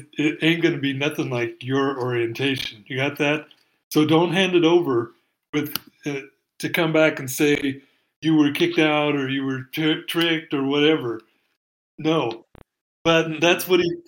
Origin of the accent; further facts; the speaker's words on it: Salem, Oregon, United States; also born or lived in California / Eugene, Oregon; I was born in Oregon. I was born up in Salem